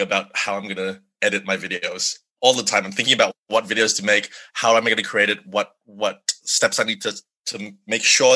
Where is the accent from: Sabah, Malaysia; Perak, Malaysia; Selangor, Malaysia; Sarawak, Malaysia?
Sabah, Malaysia; moved away; growing up in Malaysia, the conversation was pretty much non-existent